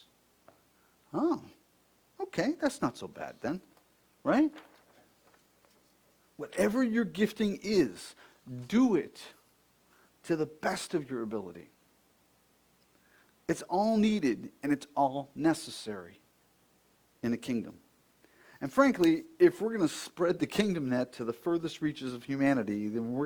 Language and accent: English; Buffalo, New York, United States; when we were growing up in Buffalo